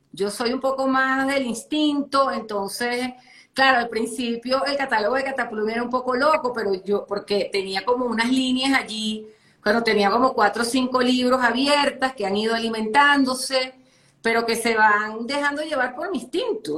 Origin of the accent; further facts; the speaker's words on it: Caracas, Capital District, Venezuela; moved away as an adult; now in Colombia; yo soy caraqueña, yo crecí prácticamente cerca, del pues, en el mar